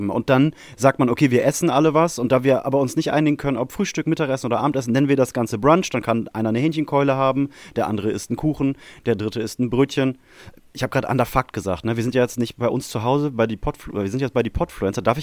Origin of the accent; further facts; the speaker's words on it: Germany; Wir kommen aus, aus Deutschland.